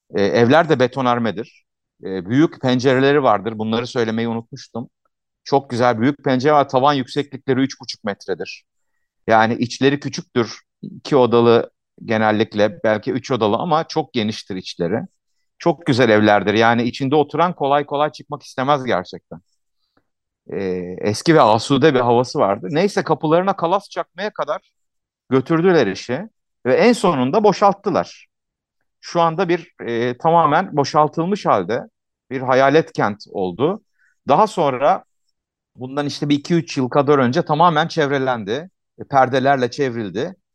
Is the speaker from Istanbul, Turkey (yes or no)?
no; Ankara, Turkey; Bütün çocukluğum orada geçti. Yani hani 8 yaşından 16 yaşına kadar orada yaşadım, orada büyüdüm